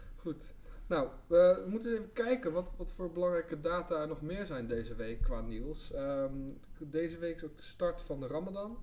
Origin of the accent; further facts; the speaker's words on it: Rotterdam, South Holland, Netherlands; ik kom zelf uit Rotterdam.